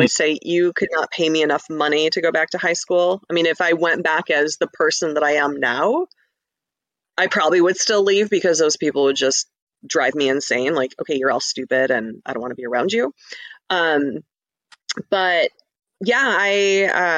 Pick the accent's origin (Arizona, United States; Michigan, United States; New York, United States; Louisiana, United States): Michigan, United States; Ferndale; now in Clawson, United States; I grew up in Ferndale. I live in Clawson now